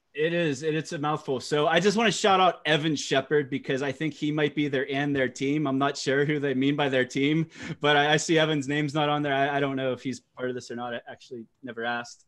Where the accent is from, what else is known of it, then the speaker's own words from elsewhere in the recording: United States; I'm American